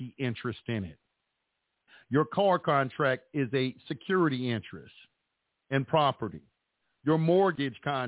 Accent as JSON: {"language": "English", "area": "Dallas", "region": "Texas", "country": "United States", "tie": "born or raised there", "moved": "yes", "said": "That's my hometown."}